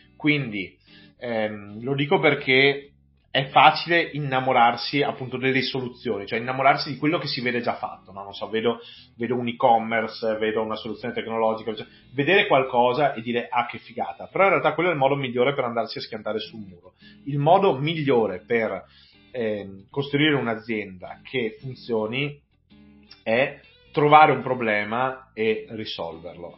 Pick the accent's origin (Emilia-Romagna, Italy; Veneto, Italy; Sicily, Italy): Veneto, Italy; Vigo di Cadore; now in Belluno, Italy; io non sono neppure nato a belluno, anche se non, non molto lontano, nel senso che sono, vengo da Vigo di Cadore, mi sono trasferito a Belluno vent'anni fa